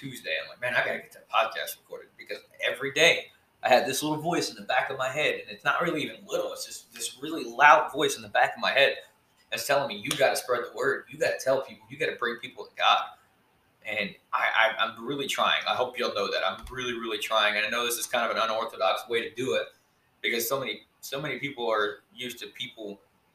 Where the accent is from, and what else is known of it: Texas, United States; born or raised there